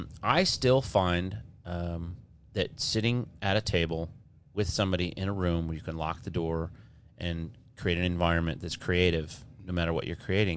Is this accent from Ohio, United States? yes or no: no; Michigan, United States; I grew up in Michigan.